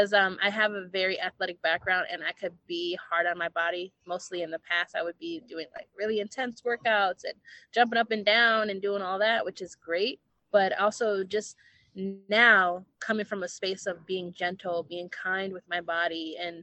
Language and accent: English; Minneapolis, Minnesota, United States; moved away; I'm originally from Minneapolis and I come from a community of like a lot of community organizers